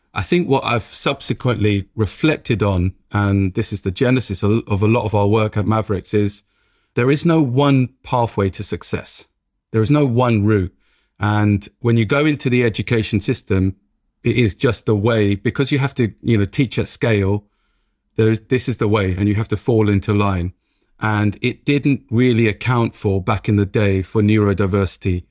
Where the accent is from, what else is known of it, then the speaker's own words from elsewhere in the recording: London, United Kingdom; growing up in Tottenham, every day waking up in Tottenham